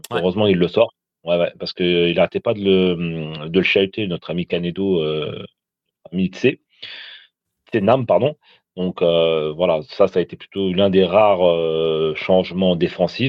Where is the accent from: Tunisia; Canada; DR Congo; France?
Tunisia; je suis tunisien